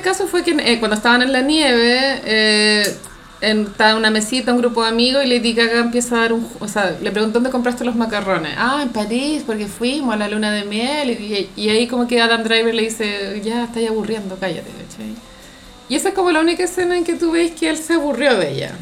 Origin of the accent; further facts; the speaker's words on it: Santiago, Santiago Metropolitan Region, Chile; no quiero sonar como demasiado santiaguina